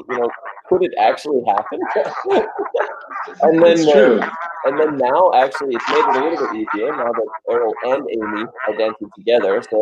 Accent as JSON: {"language": "English", "country": "Australia", "tie": "born or raised there", "also_born_or_lived": "United States / Denmark", "moved": "yes", "said": "I was born in USA and then I grew up in Australia. And then after Australia, I moved to Denmark."}